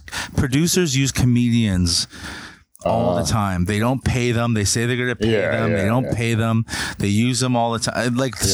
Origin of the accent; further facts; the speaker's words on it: Hamilton, Ontario, Canada; I'm a comedian from fucking Hamilton